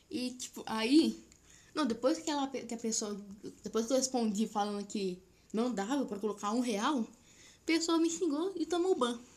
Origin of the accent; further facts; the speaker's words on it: São Paulo, Brazil; Sou paulista do interior ainda, velho.